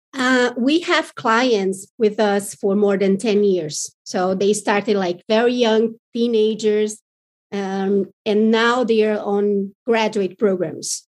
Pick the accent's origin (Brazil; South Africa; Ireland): Brazil; we are very different from the American market